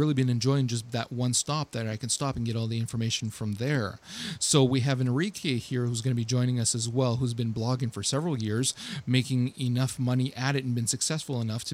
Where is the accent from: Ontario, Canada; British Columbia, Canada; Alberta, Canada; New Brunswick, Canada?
Ontario, Canada; Ottawa; I'm actually from Ottawa, Ontario, in Canada.